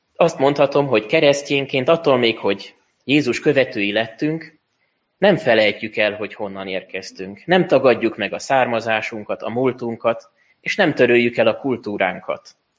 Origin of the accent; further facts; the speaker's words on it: Hungary; mi magyarok vagyunk